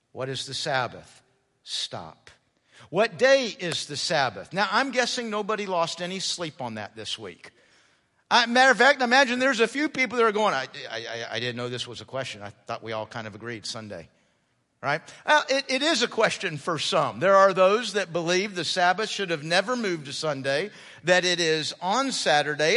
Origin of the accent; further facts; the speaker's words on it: United States; I'm American. And as an American, I'm all about the individual.